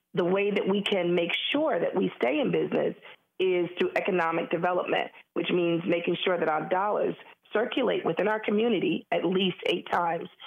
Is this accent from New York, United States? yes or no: yes; New York City, New York, United States; being black and a female and born and raised in Harlem